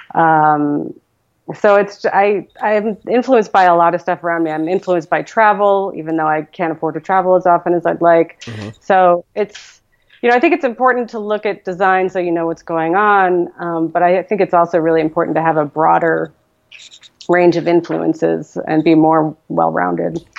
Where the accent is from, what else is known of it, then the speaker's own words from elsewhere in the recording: New York, United States; moved away as an adult; now in Portland, United States; growing up in New York in the 80s, um, you know, I would read the Village Voice voraciously, even though I was just like a suburban high school kid